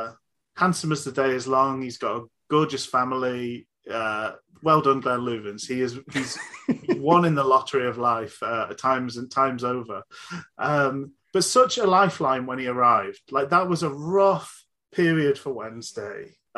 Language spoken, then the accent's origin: English; Glasgow, Scotland, United Kingdom; born there; I was born in Glasgow. You cannot tell at all from my accent.